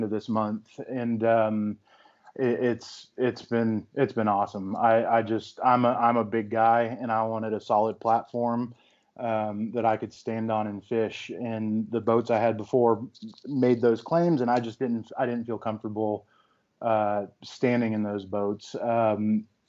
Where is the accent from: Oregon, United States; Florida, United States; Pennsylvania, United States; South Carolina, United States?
Florida, United States; Central; moved away; I'm originally from Central Florida, and we had a pond in our backyard